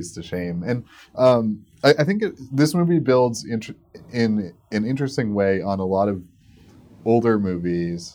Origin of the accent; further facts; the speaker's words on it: Maine, United States; I grew up in Maine